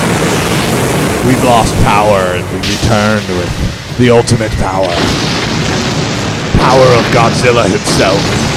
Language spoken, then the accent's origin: English; Newark, California, United States; a young boy growing up in Newark, California